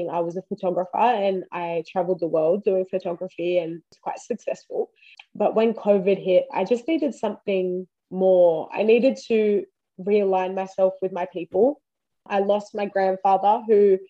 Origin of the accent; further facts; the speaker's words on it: Wiradjuri, New South Wales, Australia; now in Queensland, Australia; I am Wiradjuri, that's where I'm from